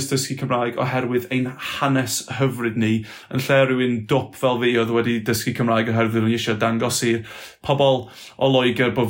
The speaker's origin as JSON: {"language": "Welsh", "area": "Flintshire", "region": "Wales", "country": "United Kingdom", "tie": "born or raised there", "also_born_or_lived": "Aberystwyth", "first_language": "English", "second_language": "Welsh", "said": "tyfu fy ni yn, yn hen Sir Flint yma, coed llai oedd enw'r y, y, pentre, ac eto oedd y ambell i berson yn siarad Cymraeg, ond oedden ni ddim yn siarad Cymraeg yma nhw, uh, ond oedd ddim Cymraeg yn y teulu"}